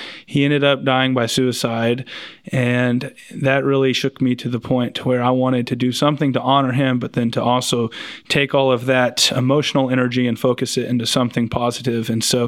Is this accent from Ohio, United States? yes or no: no; Bartlesville, Oklahoma, United States; also born or lived in Skiatook, Oklahoma / Claremore, Oklahoma; I grew up in several different towns. I was born in Bartlesville, but I went to school a little bit in Skytook and Claremore, and I ended up coming back to Bartlesville, living with my dad from my freshman to senior year.